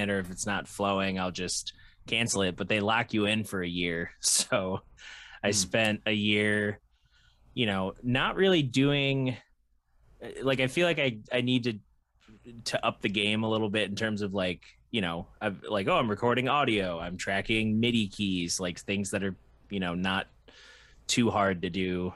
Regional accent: Michigan, United States; being in Michigan and growing up in Michigan

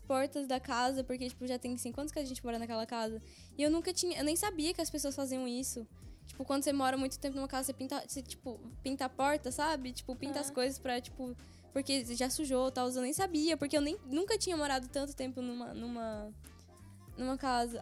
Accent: Brazil; now in Belgium; eu sou do Brasil

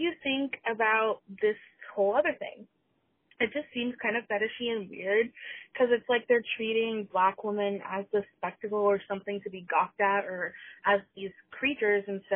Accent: Georgia, United States; I'm a 19-year-old fat black girl and I'm from Georgia

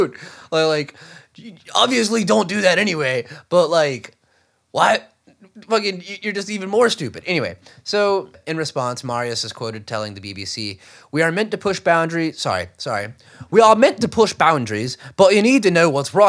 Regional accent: Alexandria, Louisiana, United States; my hometown in Alexandria, Louisiana

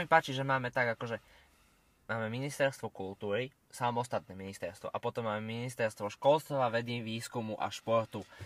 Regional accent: Slovakia; ja som bol zo Slovenska zvyknutý

